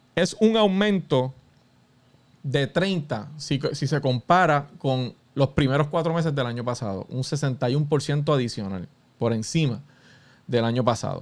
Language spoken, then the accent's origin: Spanish; Puerto Rico; Todos somos puertorriqueños